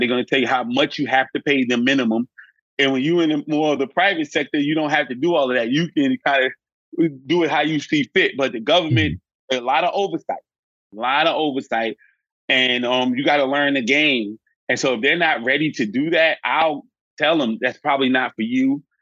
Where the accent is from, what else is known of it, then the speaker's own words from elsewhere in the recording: Newark, New Jersey, United States; I was born and raised in Newark, New Jersey.